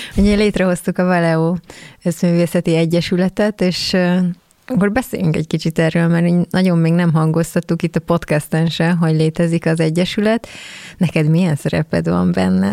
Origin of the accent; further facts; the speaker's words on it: Keszthely, Zala, Hungary; mi ugye Xénivel keszthelyiek vagyunk